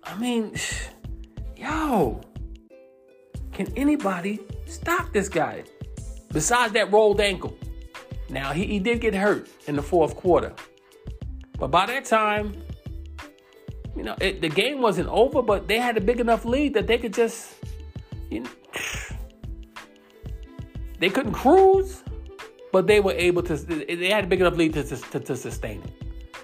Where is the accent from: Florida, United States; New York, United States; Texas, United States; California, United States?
New York, United States; moved away; also born or lived in Georgia; I'm from New York.